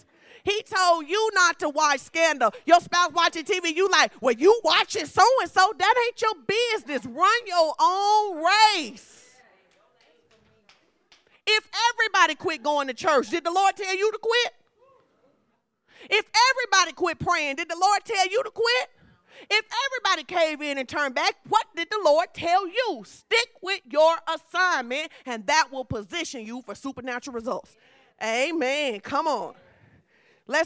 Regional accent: Fordyce, Arkansas, United States; I'm from Fordyce, baby. That's how we do.

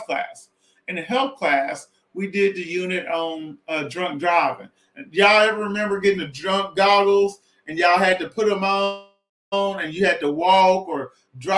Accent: Southwest Arkansas, United States; I'm from Southwest Arkansas

